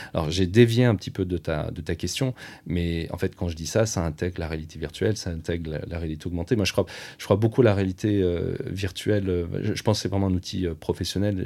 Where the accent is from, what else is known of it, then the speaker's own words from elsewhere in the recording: France; en tant que Français